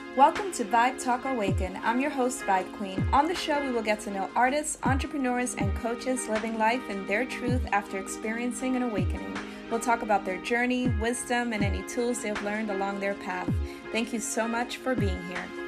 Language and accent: English; Netherlands; now in United States; growing up in Holland